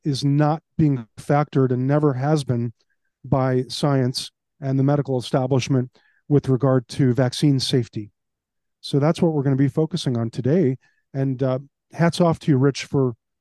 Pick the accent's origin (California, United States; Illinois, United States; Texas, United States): Illinois, United States; Chicago; now in Palm Beach County, United States; I was raised in Chicago.